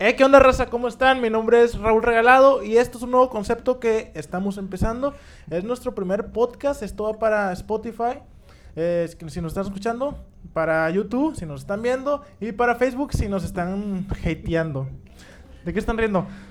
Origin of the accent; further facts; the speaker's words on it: Monterrey, Nuevo León, Mexico; somos de Monterrey, somos regios. Si nos ven fuera de, esta ciudad, entiendan nuestro dialecto